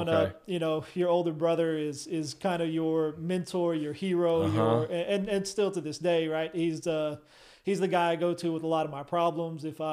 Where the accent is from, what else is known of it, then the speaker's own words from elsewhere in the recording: Weatherford, Oklahoma, United States; now in Guthrie, United States; Went through Weatherford school systems from start to finish, you know, kindergarten to high school.